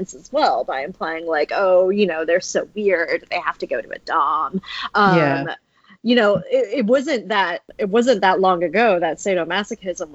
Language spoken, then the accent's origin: English; United States; I'm American